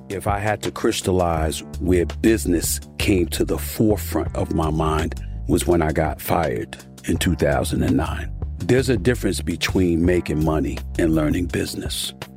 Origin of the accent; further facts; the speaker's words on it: New York, United States; growing up in Hollis, Queens, New York